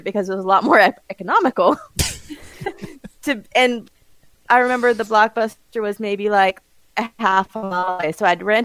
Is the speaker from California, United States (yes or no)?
yes; Bakersfield, California, United States; moved away; my hometown